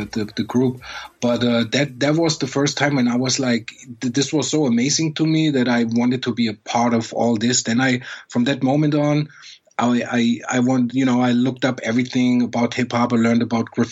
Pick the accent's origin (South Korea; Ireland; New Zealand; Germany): Germany; I grew up in Germany where, you know, you far away from New York